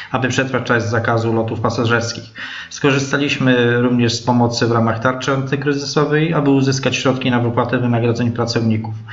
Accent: Olsztyn, Warmian-Masurian Voivodeship, Poland; jestem z Olsztyna, dlatego nas to cieszy, że nie trzeba daleko jechać, odprowadzać.

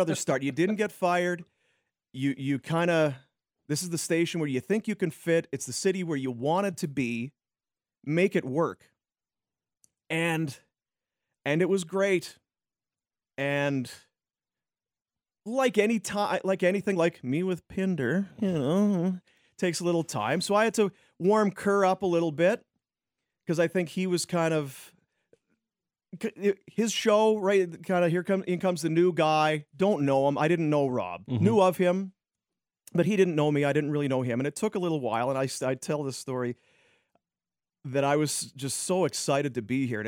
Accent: Roblin, Manitoba, Canada; moved away as an adult; also born or lived in Thunder Bay / Brandon / Red Deer / Edmonton; now in Calgary, Canada; I was growing up in Roblin, my small town

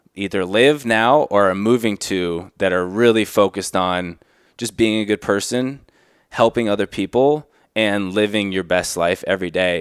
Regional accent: South Florida, United States; the childhood growing up in South Florida

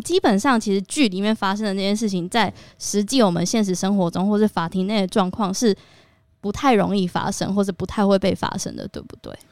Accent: Taiwan; 身为台湾人

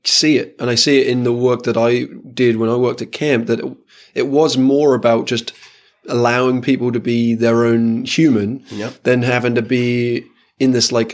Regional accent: England, United Kingdom; I'm like from England, like the stiff upper lip kind of like stuff for the mindset

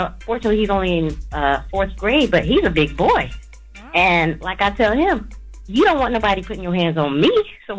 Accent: North Carolina, United States; I'm from North Carolina.

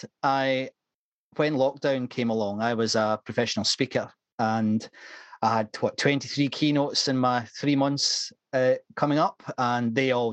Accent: Scotland, United Kingdom; accent: slight Scottish; now in Moreton-in-Marsh, United Kingdom; You can probably gather from my slight Scottish accent, I'm from north of the border

